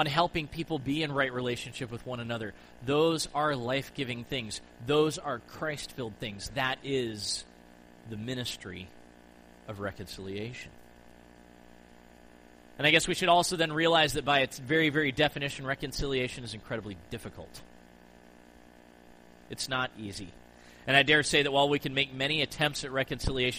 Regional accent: United States; growing up in the United States

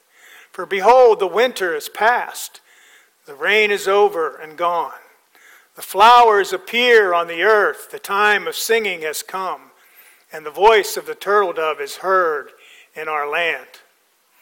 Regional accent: Pennsylvania, United States; also born or lived in Nebraska; now in Florida, United States; I grew up in Pennsylvania

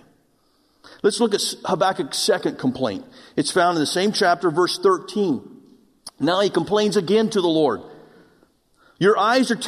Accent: Oklahoma, United States; moved away; I'm from Oklahoma, and we don't have mountains in Oklahoma.

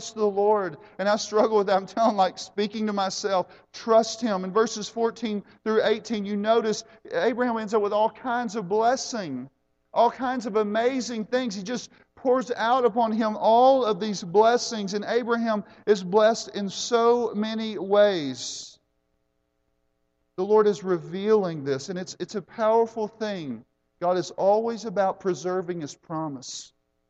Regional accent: United States; I am an American

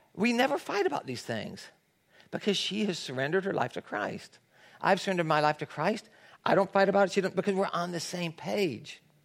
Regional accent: Tennessee, United States; now in Los Angeles, United States; I grew up in Tennessee where there's a lot of people that go to church, it's the Bible Belt.

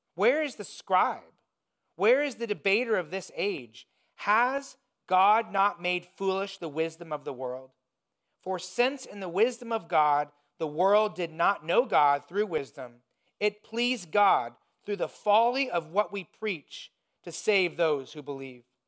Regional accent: Indiana, United States; moved away; When I was growing up in Indiana

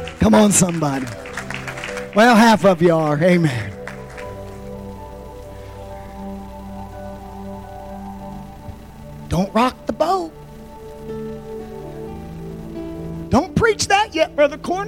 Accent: United States

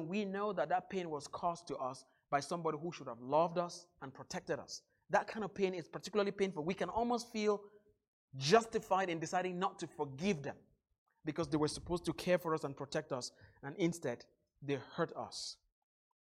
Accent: Northwest Region, Cameroon; moved away; back in my home country in the little town of 5,000 in the northwest part of Cameroon. Where I grew up

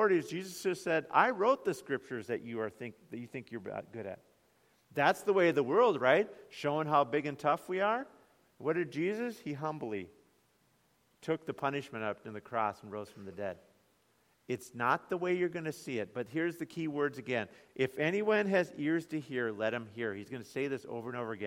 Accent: United States; we as American Christians

